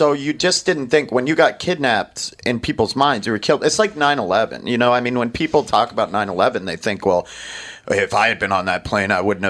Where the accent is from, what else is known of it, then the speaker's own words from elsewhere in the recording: Maine, United States; And I grew up in Maine, which is super hyper masculine.